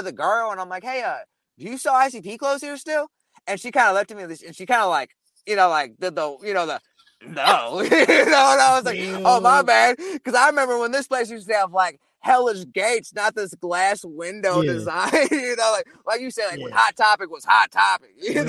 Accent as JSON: {"language": "English", "region": "Midwest", "country": "United States", "said": "Because, like I said, I'm from the Midwest, so I was just trying to get it."}